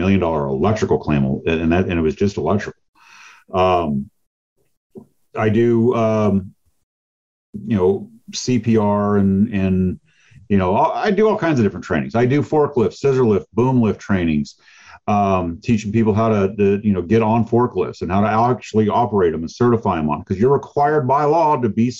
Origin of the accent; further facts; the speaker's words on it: Chandler, Arizona, United States; I'm from Phoenix. Okay. I live in Phoenix. I'm from Chandler, a small town here. And I was, you know, I was born when this was still a small town